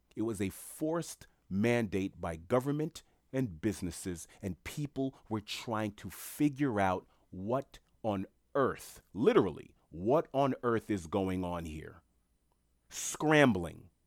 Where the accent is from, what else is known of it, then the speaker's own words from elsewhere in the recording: New York City, New York, United States; I'm a black man born and raised in New York City